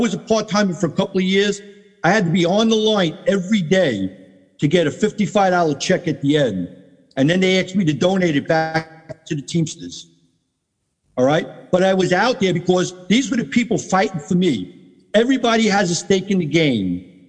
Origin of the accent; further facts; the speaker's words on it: Maspeth, New York, United States; Think about, I come from Maspeth.